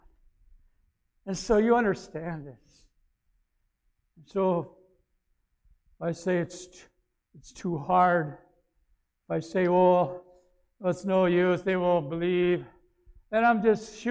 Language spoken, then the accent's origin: English; Aiken, South Carolina, United States; moved away; my hometown in Aiken